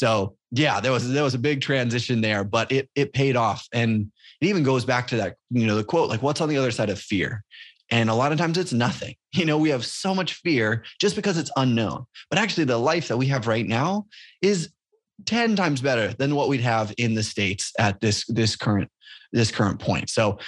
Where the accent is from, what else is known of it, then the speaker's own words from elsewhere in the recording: Papua New Guinea; moved away as an adult; also born or lived in Indiana, United States; now in United States; So I grew up in Papua New Guinea, born there my whole life, grew up until I came back to university and went to college in Indiana.